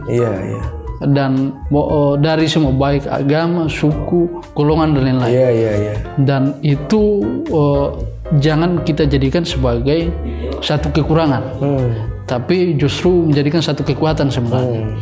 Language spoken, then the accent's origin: Indonesian; Indonesia; Tapi di lain sisi bahwa kita lahir dan kita tumbuh di negara Indonesia.